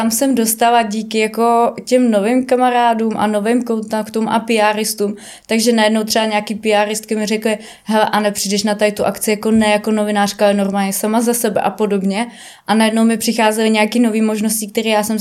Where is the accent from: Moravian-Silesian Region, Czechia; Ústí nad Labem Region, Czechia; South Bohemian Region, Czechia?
Ústí nad Labem Region, Czechia; Ústí nad Labem; já pocházím z Ústí leží nad labem, to je drsnej sever sám o sobě